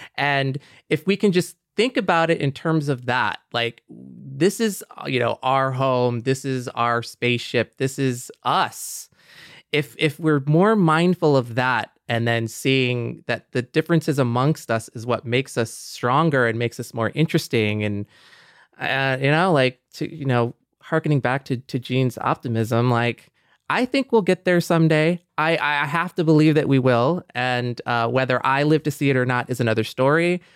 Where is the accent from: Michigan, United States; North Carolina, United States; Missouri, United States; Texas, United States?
Michigan, United States; growing up in Michigan, yeah, like, as a young Mexican kid on a very white block at a very white school